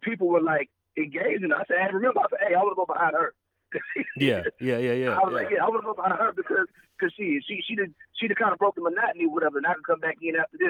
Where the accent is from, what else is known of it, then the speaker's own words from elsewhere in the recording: the South, United States; being a Southerner, you know, I grew up in the church.